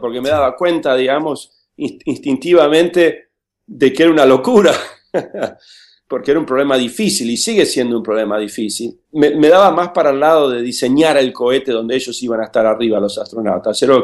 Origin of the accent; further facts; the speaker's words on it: Buenos Aires, Argentina; also born or lived in Villa Regina, Río Negro, Argentina; crecí en Buenos Aires